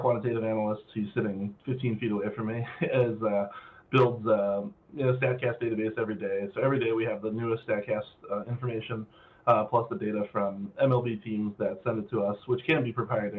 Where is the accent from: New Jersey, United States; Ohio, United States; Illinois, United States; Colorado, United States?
Ohio, United States; Cleveland; I'm from Cleveland